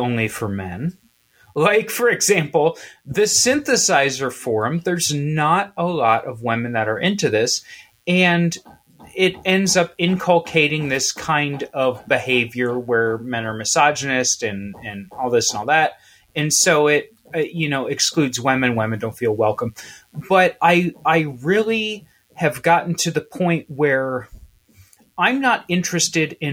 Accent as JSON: {"language": "English", "region": "Midwest", "country": "United States", "said": "I'm from the Midwest"}